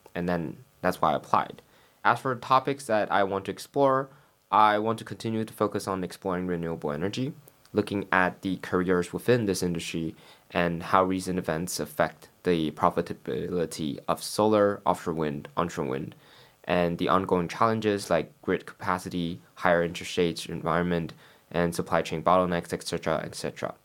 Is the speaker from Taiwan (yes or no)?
yes; Taiwan; moved away as an adult; now in London, United Kingdom; I'm from Taiwan